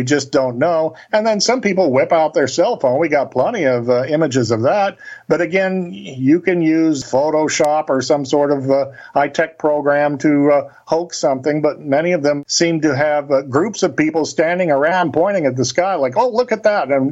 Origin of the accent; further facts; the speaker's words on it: Cape Girardeau, Missouri, United States; That's where Cape Girardeau is, my hometown, on the banks of the Mississippi River